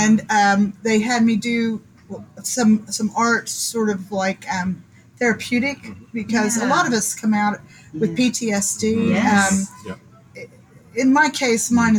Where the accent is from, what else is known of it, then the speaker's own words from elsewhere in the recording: the South, United States; accent: Southern; my Southern accent